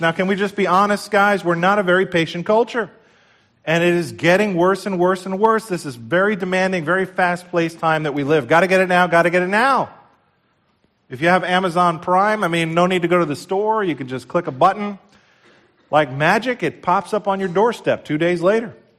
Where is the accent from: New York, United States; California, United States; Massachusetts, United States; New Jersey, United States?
New Jersey, United States; we're from New Jersey